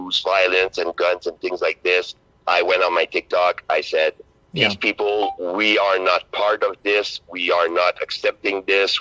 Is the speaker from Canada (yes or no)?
yes; Canada; as a Canadian